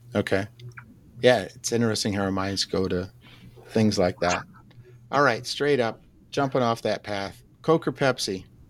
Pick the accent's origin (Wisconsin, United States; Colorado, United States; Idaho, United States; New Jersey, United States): Wisconsin, United States; I'm from Wisconsin.